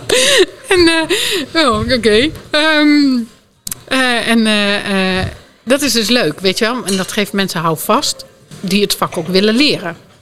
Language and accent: Dutch; Drenthe, Netherlands; ik kom oorspronkelijk uit Drenthe